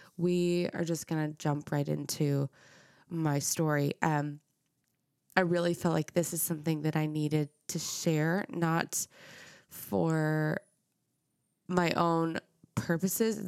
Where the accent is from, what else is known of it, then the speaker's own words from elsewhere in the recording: Dallas, Texas, United States; I grew up in Dallas. I grew up in North Dallas in McKinney in the suburbs